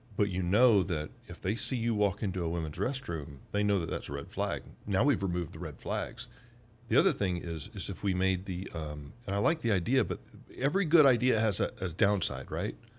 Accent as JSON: {"language": "English", "region": "Georgia", "country": "United States", "also_born_or_lived": "Oklahoma", "said": "in Georgia, where I'm from"}